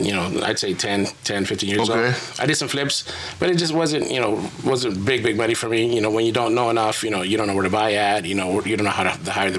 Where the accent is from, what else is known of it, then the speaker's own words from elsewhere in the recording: Phoenix, Arizona, United States; So I'm born and raised in Phoenix, Arizona.